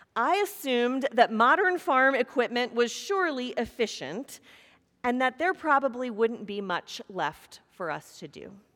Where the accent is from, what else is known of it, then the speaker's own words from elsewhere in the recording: Kansas, United States; moved away; growing up in Kansas across the street from horses and corn